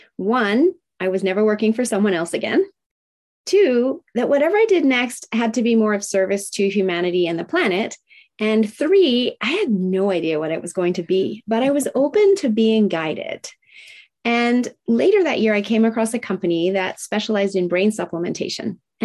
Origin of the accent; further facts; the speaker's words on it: Tokyo, Japan; I was raised in Tokyo, Japan in the 70s, during the height of manufacturing plants spewing out toxins. Now, it was a great life. I absolutely love that I got to grow up in Japan